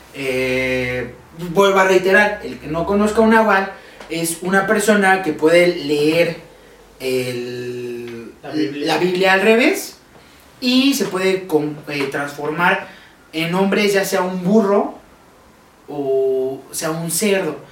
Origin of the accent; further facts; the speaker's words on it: Mexico; como buen mexicano